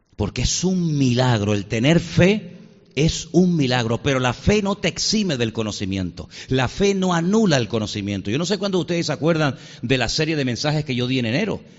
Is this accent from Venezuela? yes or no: yes; Venezuela; nací en Venezuela